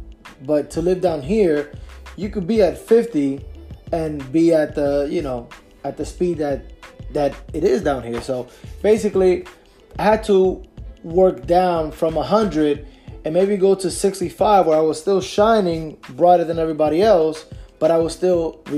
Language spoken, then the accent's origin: English; Union City, New Jersey, United States; moved away as an adult; also born or lived in Newark, New Jersey; now in Florida, United States; my experience growing up in Union City